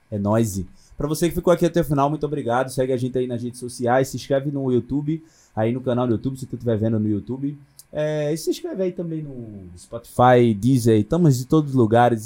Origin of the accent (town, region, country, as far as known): Northeast Region, Brazil; accent: Northeastern